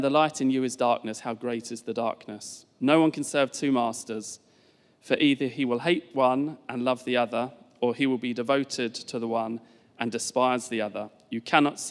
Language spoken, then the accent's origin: English; Essex, East of England, United Kingdom; moved away as an adult; also born or lived in East London; now in Richmond, United Kingdom; So we are both originally from down south. I am from sort of, well, it depends who you ask, Essex/East London. I'd say Essex